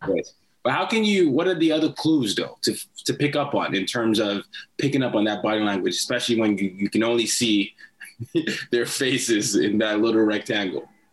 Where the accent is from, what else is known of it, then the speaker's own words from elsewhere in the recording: Nigeria; I'm from Nigeria